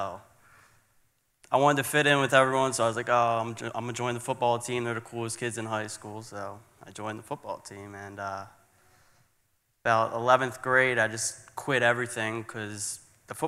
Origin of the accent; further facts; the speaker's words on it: Philadelphia, Pennsylvania, United States; I'm from Philadelphia, Pennsylvania. I grew up in a church exactly kind of this size